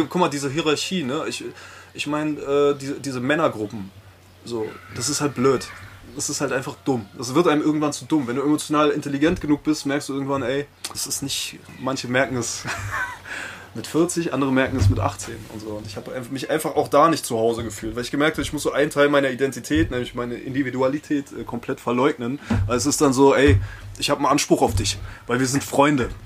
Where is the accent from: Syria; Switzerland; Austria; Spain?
Spain; now in Germany; Ich bin in Spanien groß geworden